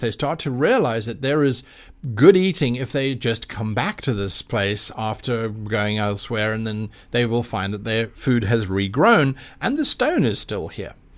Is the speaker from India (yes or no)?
no; South Africa; the Kalahari Desert in my home country of South Africa